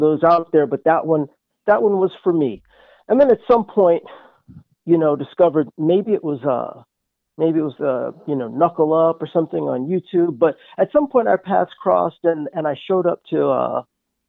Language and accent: English; New York City, New York, United States; I grew up in Manhattan. I grew up in Midtown